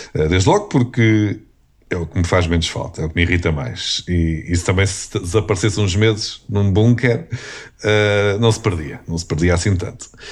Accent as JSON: {"language": "Portuguese", "country": "Portugal", "said": "eu sou português"}